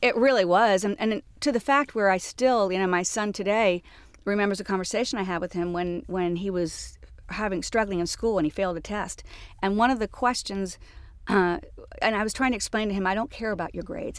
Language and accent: English; Jacksonville, Florida, United States; moved away as an adult; also born or lived in Atlanta; now in New York, United States; born and raised in Jacksonville, Florida